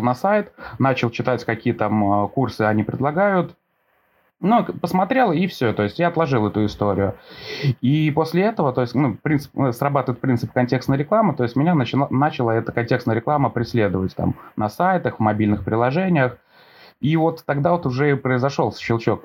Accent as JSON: {"language": "Russian", "town": "Velikiye Luki", "region": "Pskov Oblast", "country": "Russia"}